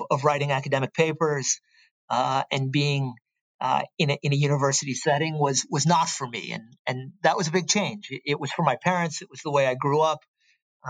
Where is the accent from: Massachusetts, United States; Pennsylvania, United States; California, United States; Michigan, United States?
California, United States; Stanford; I was born and raised on the Stanford campus.